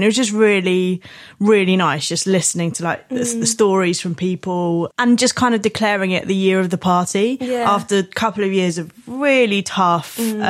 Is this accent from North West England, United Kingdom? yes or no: no; Thanet, South East England, United Kingdom; my experience of growing up in Thanet is probably quite different